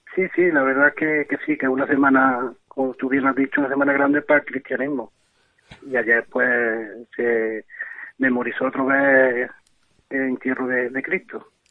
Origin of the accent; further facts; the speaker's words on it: Cabra, Andalusia, Spain; aquí en mi pueblo, aquí en Cabra